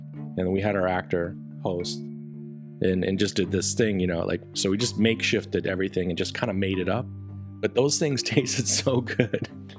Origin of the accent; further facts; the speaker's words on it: Wisconsin, United States; moved away; I grew up in Wisconsin